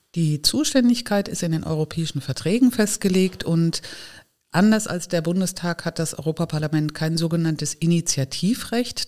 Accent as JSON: {"language": "German", "town": "Giessen", "region": "Hesse", "country": "Germany", "tie": "born or raised there", "moved": "yes", "lives_now": "Neustadt an der Weinstraße, Germany", "said": "Ich bin geboren in Gießen in Hessen"}